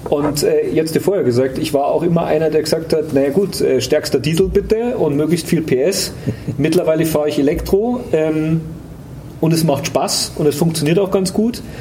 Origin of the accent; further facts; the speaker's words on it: Munich, Bavaria, Germany; gehöre zu der aussterbenden Art der gebürtigen Münchner.